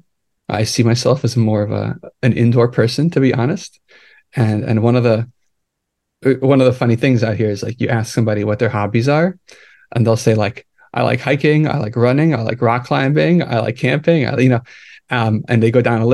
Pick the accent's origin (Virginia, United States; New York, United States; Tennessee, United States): New York, United States; New York City; moved away as an adult; also born or lived in Kyiv, Ukraine / Italy / New Jersey / California; now in San Francisco, United States; I grew up in New York. Pretty much since I was like 4 years